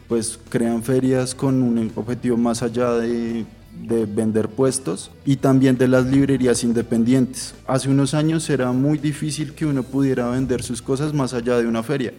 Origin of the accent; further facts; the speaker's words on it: Bogotá, Colombia; Yo soy de Suba, que eso pues es re en la nada